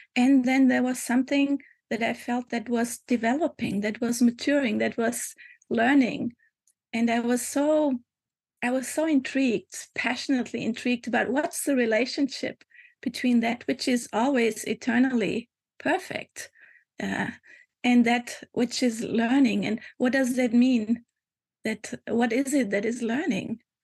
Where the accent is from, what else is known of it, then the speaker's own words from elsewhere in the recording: Germany; moved away as an adult; also born or lived in Hamburg, Germany / Lisbon, Portugal; now in Portugal; I was born in Germany, mm. um, 50 some 54 years ago, and um, and I lived there for about uh, 20 years